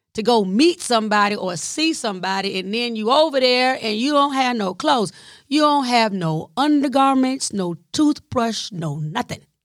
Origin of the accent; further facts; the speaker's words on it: the South, United States; I'm from the South